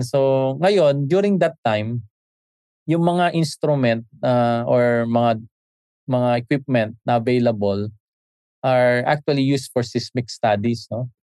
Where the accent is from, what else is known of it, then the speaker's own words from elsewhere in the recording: Isabela, Cagayan Valley, Philippines; now in Manila, Philippines; sa amin sa sa region to noon sa Isabela